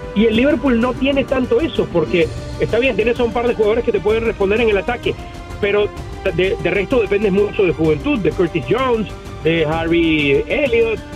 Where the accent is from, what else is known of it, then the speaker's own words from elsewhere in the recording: Caracas, Capital District, Venezuela; escuelita de donde salí de Caracas